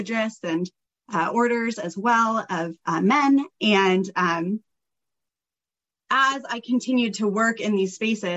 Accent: Pacific Northwest, United States; I was born and raised in the Pacific Northwest

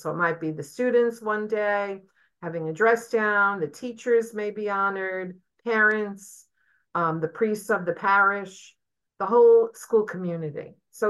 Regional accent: Brooklyn, New York, United States; I'm, as I always say, I'm an import from Brooklyn to the Archdiocese.

